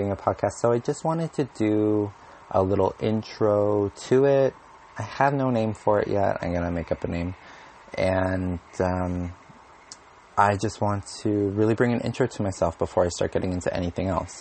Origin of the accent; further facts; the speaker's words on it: Winnipeg, Manitoba, Canada; also born or lived in Alberta; I'm from Winnipeg, Manitoba.